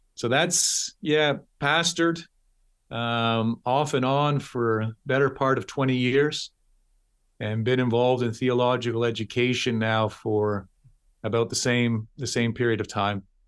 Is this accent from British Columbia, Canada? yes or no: no; Toronto, Ontario, Canada; moved away as an adult; also born or lived in London, United Kingdom / Texas, United States; born and raised in Toronto, Toronto, Ontario